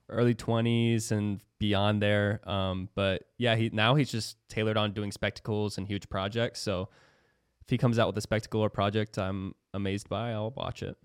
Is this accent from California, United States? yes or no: no; Florida, United States; also born or lived in Iowa; I moved here when I was ten, so younger